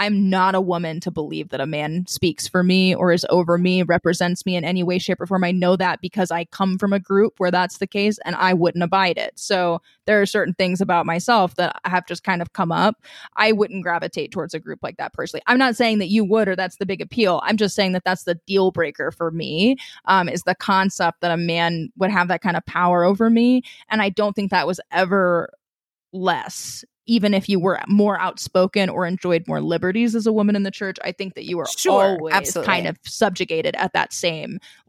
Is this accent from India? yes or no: no; Missouri, United States; Oh, yes. I grew up in Southwest Missouri. I'm still familiar with that.